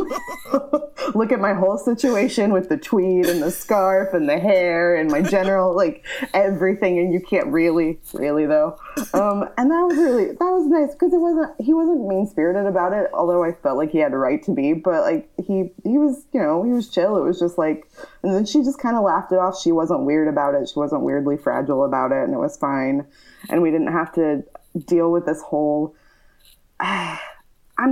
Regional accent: the Bible Belt, United States; moved away; growing up in the Bible Belt is a lot different.

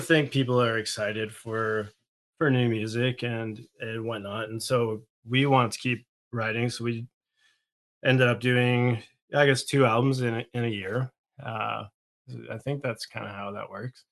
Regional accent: the Maritimes, Canada; I'm from the Maritimes

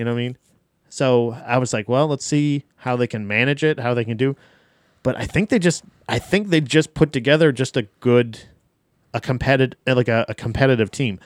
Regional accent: Florida, United States; I am from Florida

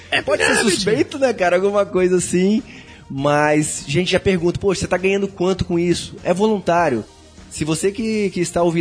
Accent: Vila Velha, Espírito Santo, Brazil; Mas eu sou de Vila Velha, Espírito Santo e o Ricardo também, né?

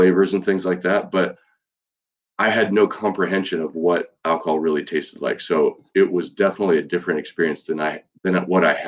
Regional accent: United States; also born or lived in Oregon; I'm born and raised in California and Oregon

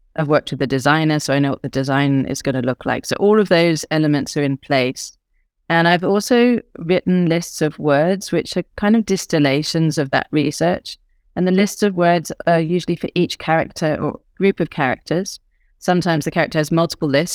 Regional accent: United Kingdom; I'm British

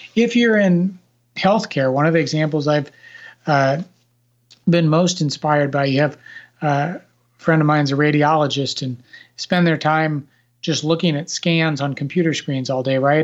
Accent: Nebraska, United States; now in Washington, D.C. area, United States; I grew up in Nebraska

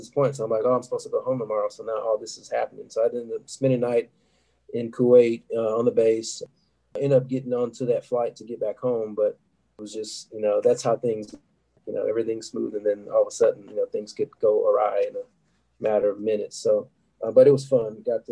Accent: Dallas, Texas, United States; being from Texas, I'm from Dallas originally

